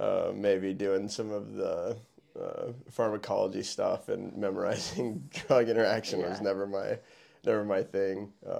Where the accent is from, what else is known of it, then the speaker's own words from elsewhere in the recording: Norfolk, Nebraska, United States; Yeah, born and raised in Norfolk, Nebraska. From there, went to Wayne State College, got my undergraduate, took a couple of years off, did some mission work, came back, went to PT school in Kearney at UNMC